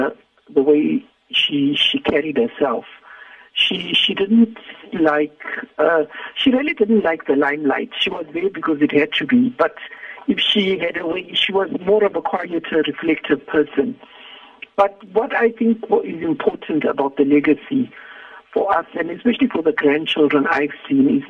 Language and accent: English; Zimbabwe; moved away as an adult; now in South Africa; I had come from Zimbabwe, because I come from Zimbabwe